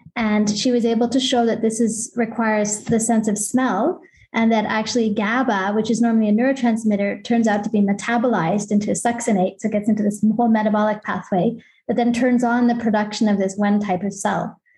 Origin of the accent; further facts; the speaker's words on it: Canada; now in Basel, Switzerland; I'm Canadian